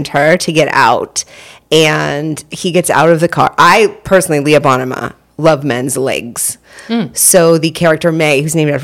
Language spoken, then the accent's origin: English; Maine, United States; I'm from Maine